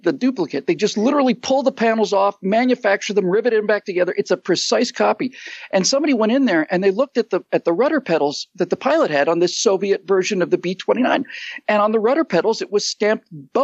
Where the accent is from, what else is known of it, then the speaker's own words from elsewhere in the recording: United States; as an American